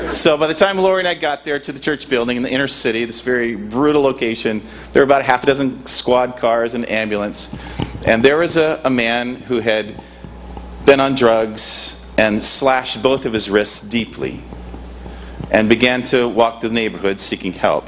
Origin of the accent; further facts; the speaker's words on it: Michigan, United States; moved away as an adult; now in Seaside, United States; North Coast invited me to come and serve them five years ago, and I come from Michigan.